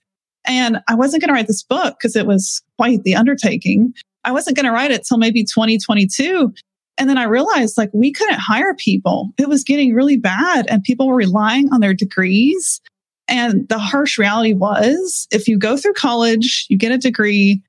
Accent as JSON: {"language": "English", "region": "Pennsylvania", "country": "United States", "tie": "born or raised there", "said": "I grew up in Pennsylvania in a fundamentalist cult"}